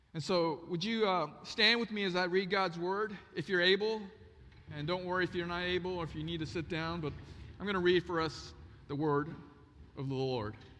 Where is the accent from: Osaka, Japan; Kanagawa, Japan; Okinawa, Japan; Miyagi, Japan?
Osaka, Japan; moved away; also born or lived in North Carolina; I was born in Japan, Osaka, Japan